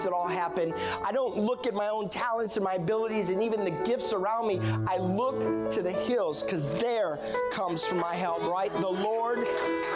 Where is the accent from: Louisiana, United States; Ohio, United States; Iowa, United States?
Iowa, United States; I was born and raised in Iowa